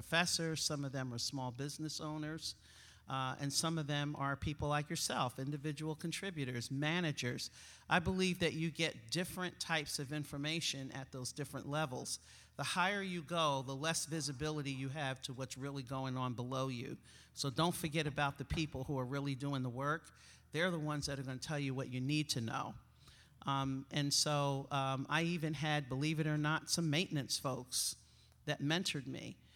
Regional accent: East Coast, United States; accent: East Coast; moved away; I'm an East Coaster, if you haven't figured out from my accent

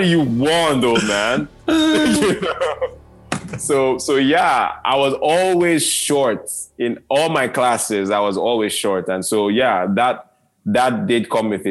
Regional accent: Nigeria; I was born in Black Africa, I was born in Nigeria, third world Africa

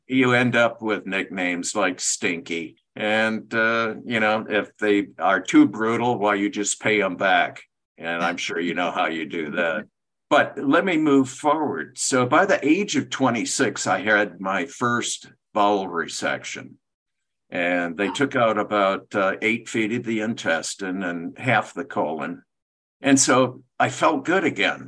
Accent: Michigan, United States; I grew up in Michigan

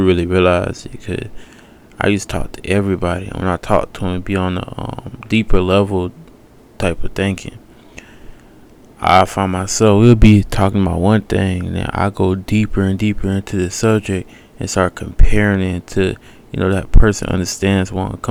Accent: Decatur, Georgia, United States; I'm from Decatur, Georgia, East Atlanta

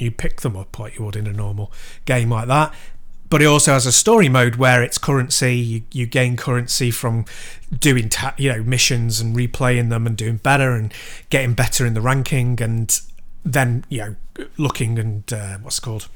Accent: Chester, North West England, United Kingdom; my hometown, Chester

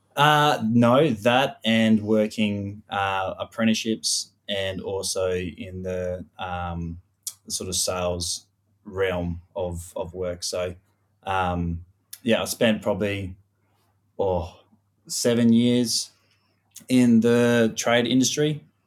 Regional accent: Western Australia, Australia; also born or lived in Perth; born and raised in Western Australia. So, I grew up in a little, uh, farming community four and a half hours north of Perth called Mollawarp

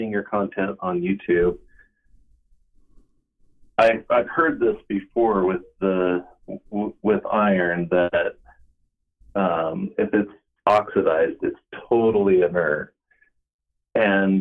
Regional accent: Salt Lake City, Utah, United States; I'm from Salt Lake City, Utah.

